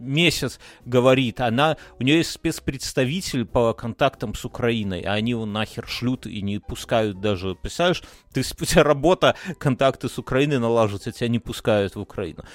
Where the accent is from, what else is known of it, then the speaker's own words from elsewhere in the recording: Belarus; мы как бы белорусы